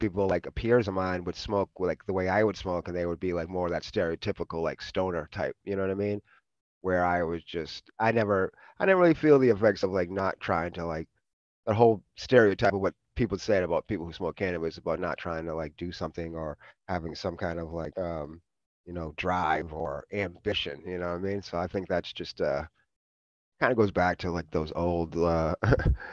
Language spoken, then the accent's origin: English; Boston, Massachusetts, United States; moved away as an adult; also born or lived in New York / Oakland, California; grew up in Boston, so I was out in the Northeast.